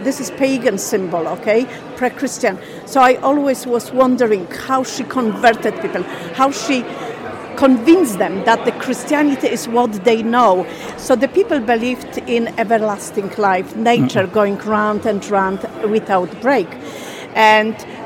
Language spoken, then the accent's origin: English; Poland; moved away as an adult; now in Ireland; I'm originally from Poland.